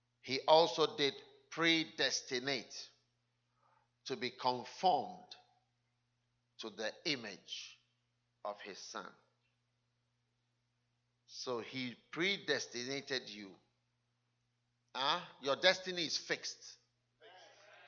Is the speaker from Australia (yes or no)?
no; Ghana; moved away